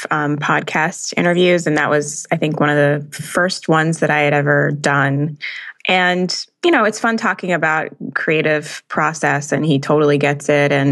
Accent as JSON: {"language": "English", "country": "Jamaica", "tie": "born there", "said": "my whole family's from Jamaica, and I was born in Jamaica."}